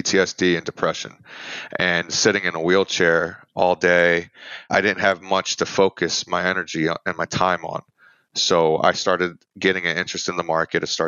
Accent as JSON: {"language": "English", "town": "Philadelphia", "region": "Pennsylvania", "country": "United States", "said": "I'm originally from Philadelphia, Pennsylvania."}